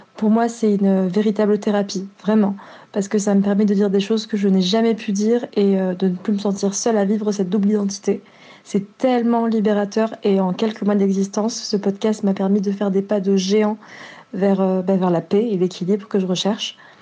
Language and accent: French; France; also born or lived in Marseille; Je suis d'origine marocaine et je suis la première de ma famille à être née en France.